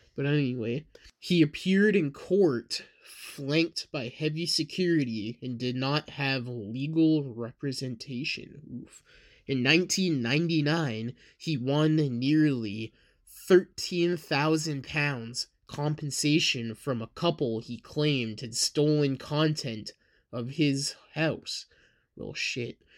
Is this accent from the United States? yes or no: no; Canada; I am from Canada